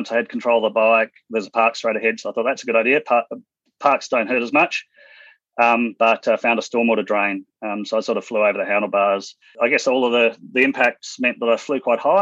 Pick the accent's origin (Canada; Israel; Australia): Australia; Western Australia; moved away as an adult; also born or lived in Hong Kong; now in Brisbane, Australia; I grew up in Western Australia, school teachers as parents, traveled around WA, went through a few different schools